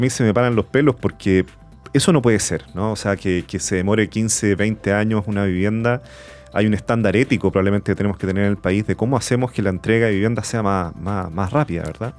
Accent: Santiago, Santiago Metropolitan Region, Chile; toda mi infancia y mi vida crecí en Providencia

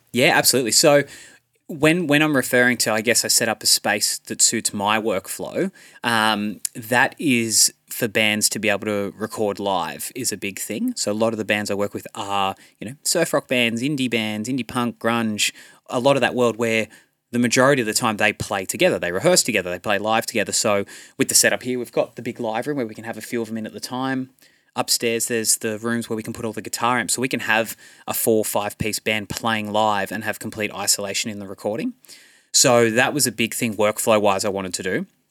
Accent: Central Coast, New South Wales, Australia; I grew up here on the Central Coast

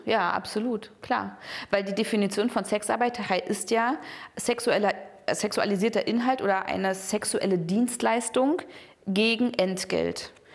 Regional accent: East Germany, Germany; Ich bin halt in der DDR aufgewachsen

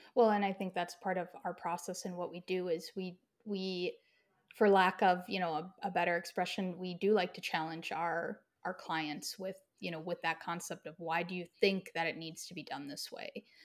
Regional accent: Midwest, United States; I had a pretty typical and standard Midwestern upbringing.

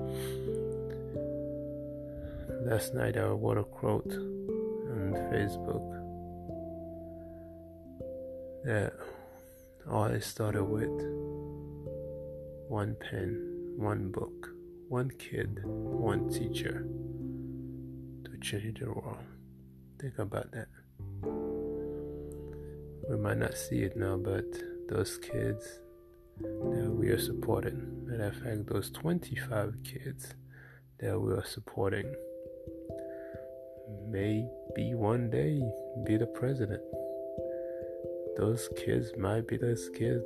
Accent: Haiti; moved away; when I was growing up in Haiti

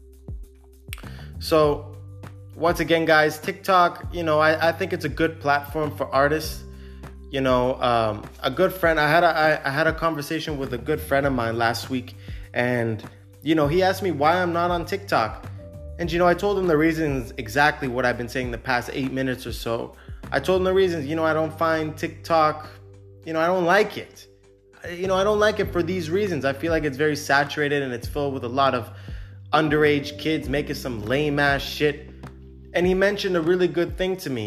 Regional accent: Canada; now in Cyprus; I'm Canadian.

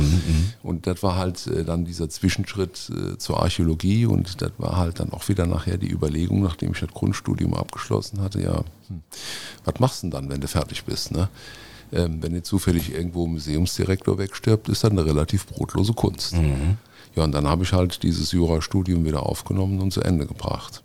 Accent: Montabaur, Rhineland-Palatinate, Germany; Also ich bin gebürtig äh, aus Munterbauer, ein aufrechter Westerwälder, wie man so schön sagt. Ähm, da bin ich äh, auch aufgewachsen

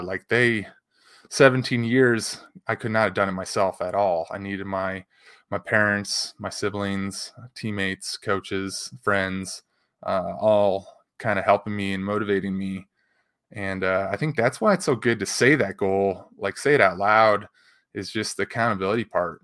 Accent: Chicago, Illinois, United States; growing up in the Chicago area

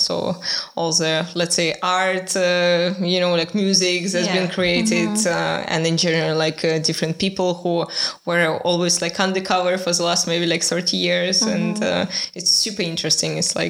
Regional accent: Belarus; I was speaking with someone and I was saying that I'm from Belarus, and people, they didn't know where it is.

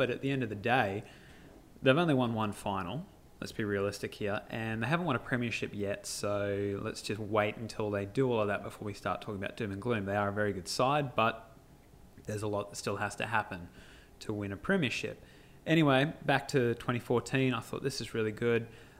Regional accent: Canberra, Australian Capital Territory, Australia; also born or lived in Sydney; Basically born and, well, not born actually. I was born in Sydney, so that's even closer, but raised in Canberra.

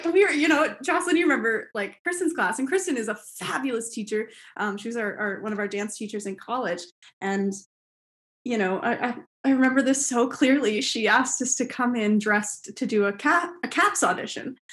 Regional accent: Toronto, Ontario, Canada; in my hometown

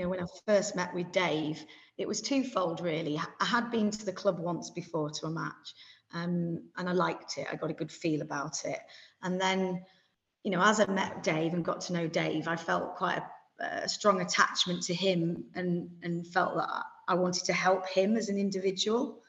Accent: York, Yorkshire and the Humber, United Kingdom; now in Kent, United Kingdom; I'm a York City fan. You know, that's where I was born. And of course, I look at York City's results, it's my hometown. But I now live in Kent

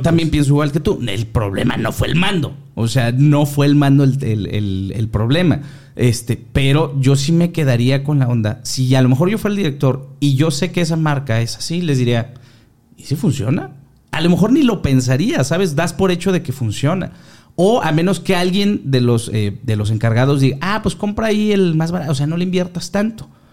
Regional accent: Mexico; somos mexicanos

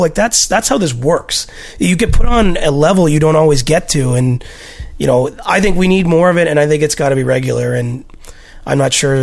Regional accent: near Toronto, Ontario, Canada; a young Leafs fan growing up near Toronto.

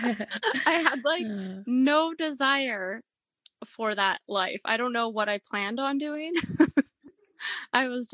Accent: Canada; moved away as an adult; also born or lived in Minnesota, United States; now in Texas, United States; I was born and raised in Canada

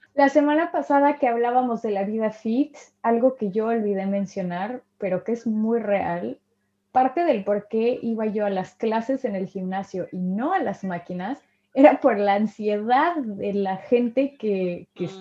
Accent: Mexico; moved away; soy de México

